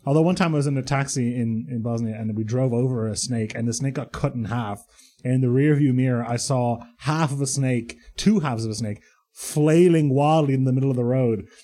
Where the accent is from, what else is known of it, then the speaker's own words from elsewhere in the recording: Ireland; But I grew up in Ireland